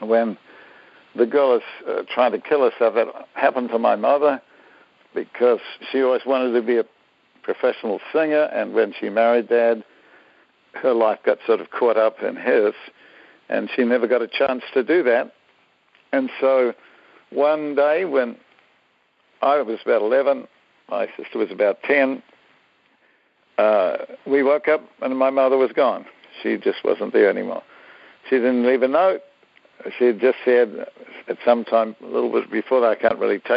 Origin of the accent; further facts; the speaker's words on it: Auckland, New Zealand; I am a New Zealander, Kiwi, they call them, and grew up there, was born there. And so my early years have all been in New Zealand